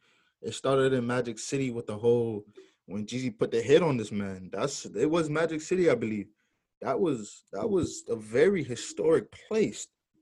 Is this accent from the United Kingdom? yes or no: no; Jamaica; I'm Jamaican. I ain't grew up with no … playing in the house.